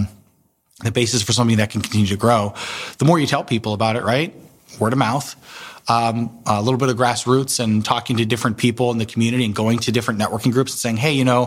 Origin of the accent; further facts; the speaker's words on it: East Coast, United States; moved away as an adult; also born or lived in Washington, D.C.; now in Columbus, United States; I grew up in the East Coast and moved to D.C. for college